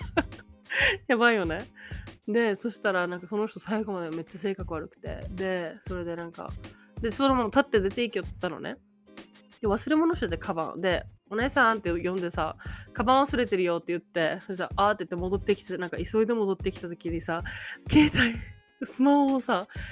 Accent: Okinawa, Japan; now in Hawaii, United States; 沖縄県出身なんです

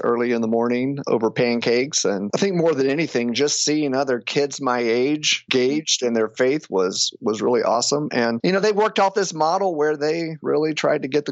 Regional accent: North Carolina, United States; moved away as an adult; also born or lived in Boston; now in Minnesota, United States; I'd grown up in North Carolina

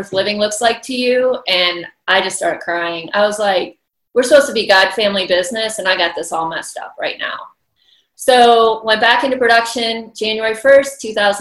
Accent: Iowa, United States; moved away as an adult; now in Atlanta, United States; I grew up on a dairy farm in Iowa

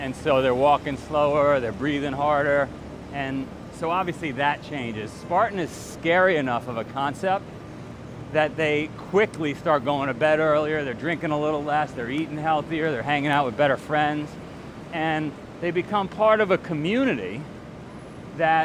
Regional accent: New York City, New York, United States; moved away as an adult; also born or lived in Pittsfield, Vermont / Singapore; I grew up in Queens

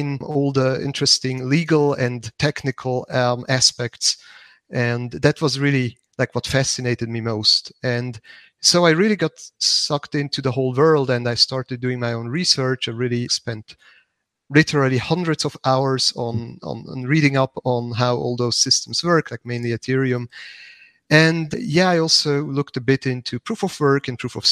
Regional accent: Zug, Switzerland; the canton of Zug, which is my hometown

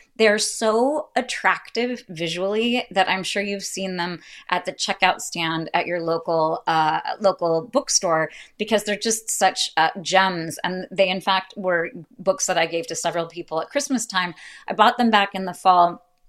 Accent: United States; as an American

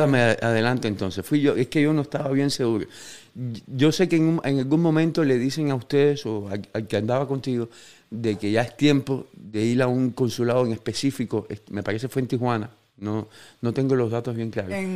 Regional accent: Cuba; los fans cubanos

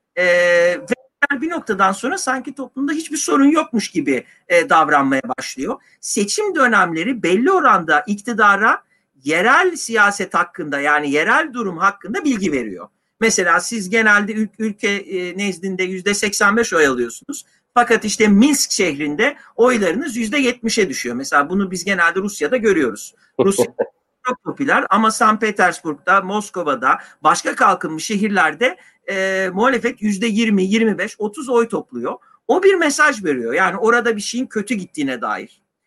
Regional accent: Istanbul, Turkey; ikimiz de İstanbulluyuz.

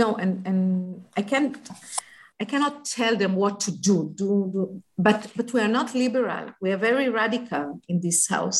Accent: Haifa, Haifa District, Israel; And I was born in Kiryat Eliezer. It's a neighborhood downtown Haifa.

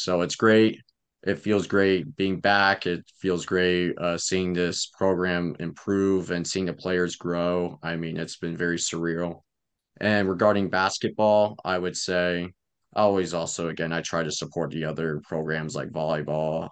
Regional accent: Lawrence, Kansas, United States; also born or lived in Fort Collins, Colorado; I'm from Lawrence. I've been here in Lawrence for about seventeen years. I'm twenty-two

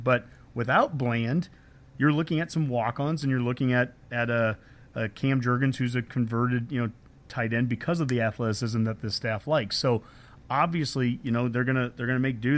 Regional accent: Columbus, Nebraska, United States; you and I grew up in Columbus

